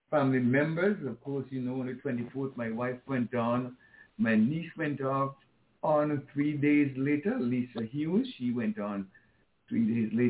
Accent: Antigua & Barbuda; I grew up with Tim in Antigua.

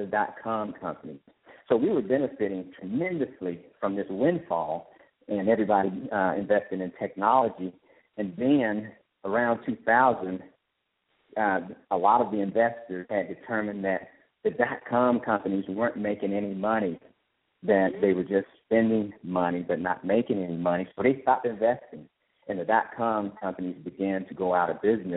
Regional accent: Mobile, Alabama, United States; also born or lived in Indianapolis, Indiana; now in Atlanta, United States; Mobile, Alabama is where I'm originally from

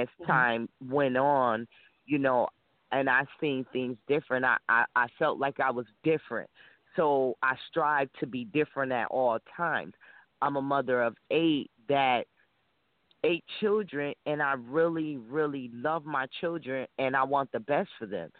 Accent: Rochester, New York, United States; I'm from Rochester, New York

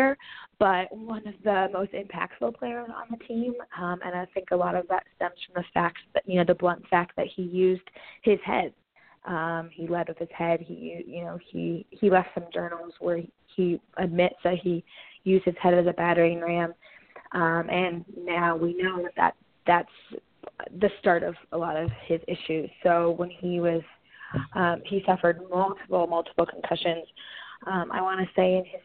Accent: Indianola, Iowa, United States; moved away as an adult; also born or lived in Danville, Kentucky / Cleveland, Ohio / Washington, D.C.; We're both from Indianola, Iowa, and went to Indianola High School

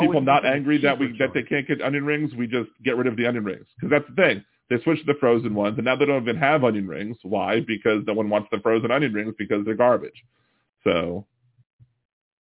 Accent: Maryland, United States; moved away; I'm from Maryland

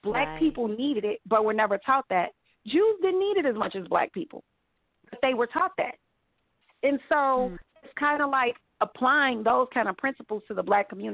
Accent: Chicago, Illinois, United States; I grew up, like, in the hood. But I went to school. I went to Jewish day school, like, on the other side of town. It was, like, a completely different Chicago

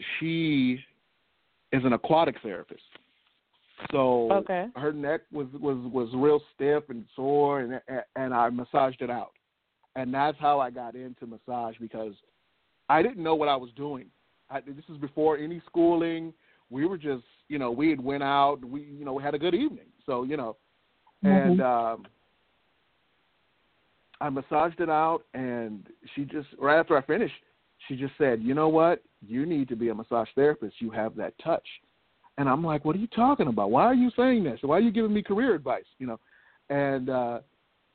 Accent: Oakland, California, United States; I was always an athlete growing up in Oakland

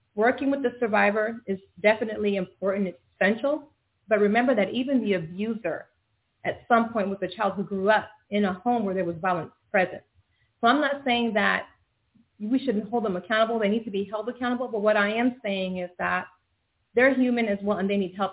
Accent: Florida, United States; moved away as an adult; now in Dallas, United States; I'm new to the Dallas uh, area. I'm from Florida originally

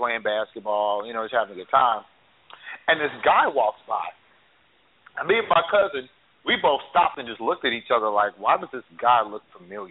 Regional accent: Wichita, Kansas, United States; my hometown, Wichita

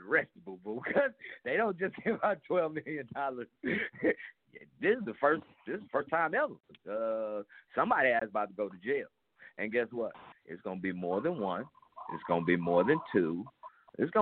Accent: Texas, United States; I'm from Texas, but I only represent Dallas

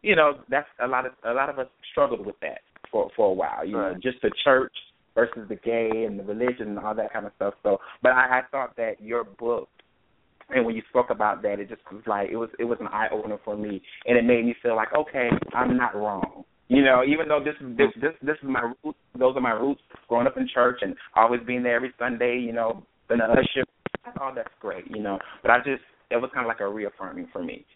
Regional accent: Myrtle Beach, South Carolina, United States; moved away as an adult; also born or lived in Atlanta; now in Maryland, United States; I from Myrtle Beach, South Carolina

